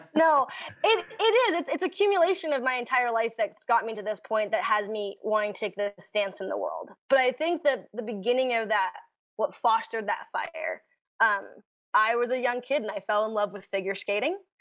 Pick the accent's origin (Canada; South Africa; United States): Canada; we're Canadian